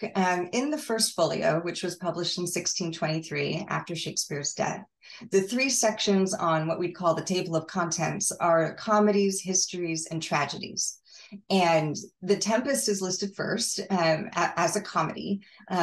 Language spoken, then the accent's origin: English; Southern California, United States; I grew up in Southern California